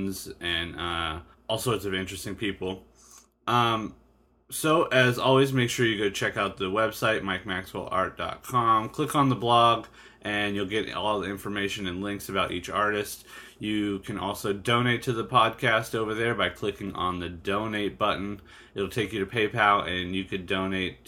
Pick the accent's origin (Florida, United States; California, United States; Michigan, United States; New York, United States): California, United States; East County, San Diego; growing up in the East County